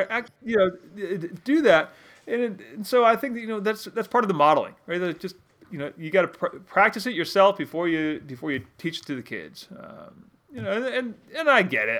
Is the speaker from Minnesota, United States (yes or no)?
no; Connecticut, United States; moved away as an adult; now in Maine, United States; I grew up in Connecticut for the most part, uh, you know, about two hundred fifty miles south of where I live now